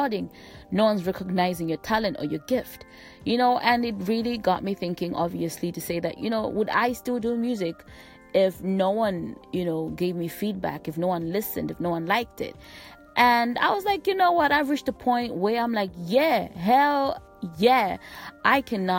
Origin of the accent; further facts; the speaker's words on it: Malawi; I come from Malawi